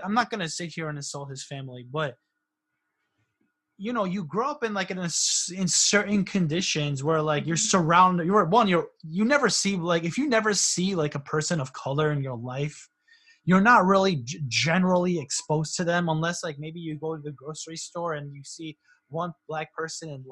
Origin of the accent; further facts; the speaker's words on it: South Windsor, Connecticut, United States; growing up in South Windsor, Connecticut, which is, you know, like a white suburb